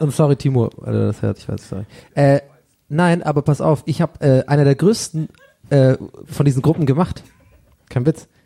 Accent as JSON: {"language": "German", "region": "Swabia", "country": "Germany", "moved": "yes", "said": "bei uns im Schwabenland hat jeder immer so einen schönen Keller"}